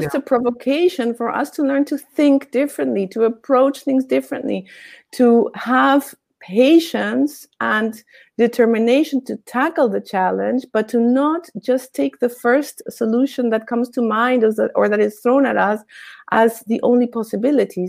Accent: Argentina; I grew up in Argentina, I'm Argentinian

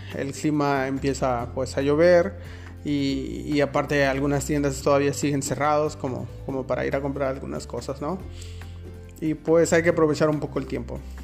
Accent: Mexico; now in Berlin, Germany; Enfermero Mexicano en Alemania

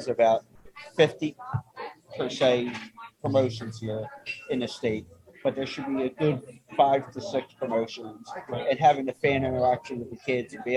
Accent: Northeast, United States; I'm from the Northeast as well

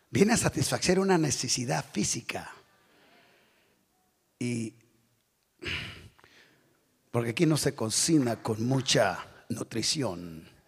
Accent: Tijuana, Baja California, Mexico; Pero otros hermanos, yo vengo de Tijuana, la ciudad más corrupta de, México.

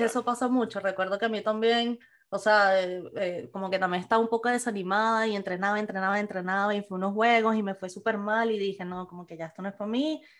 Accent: Venezuela; moved away; los que crecimos en Venezuela

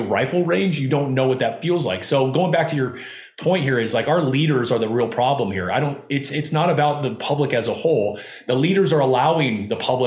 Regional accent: Southern California, United States; I grew up in Southern California.

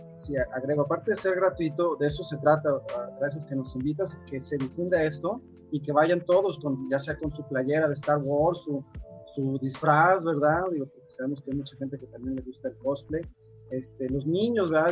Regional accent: San Luis Potosí, Mexico; Yo soy de San Luis Potosí

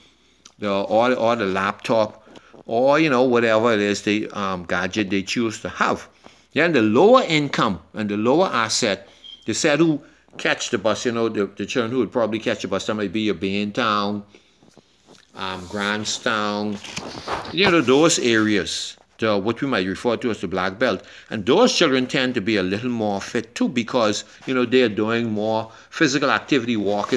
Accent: Nassau, New Providence, Bahamas; growing up in Yellow Elder

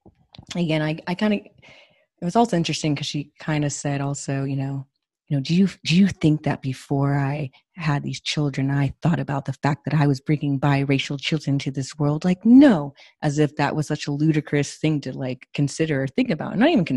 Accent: California, United States; I'm from California

